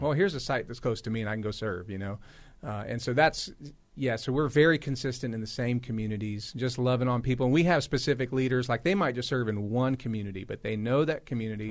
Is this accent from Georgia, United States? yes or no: no; Los Angeles, California, United States; now in Raleigh, United States; I grew up in Los Angeles